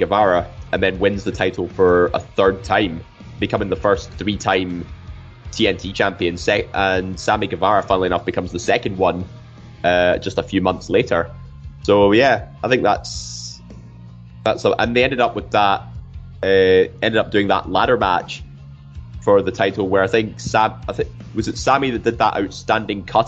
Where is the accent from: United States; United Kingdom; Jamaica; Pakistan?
United Kingdom; Scotland; we're Scottish.